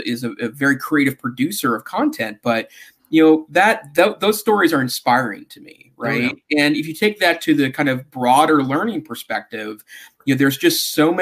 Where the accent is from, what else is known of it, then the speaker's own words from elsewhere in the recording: Great Falls, Montana, United States; also born or lived in Helena, Montana; now in Missoula, United States; I grew up in Montana's larger towns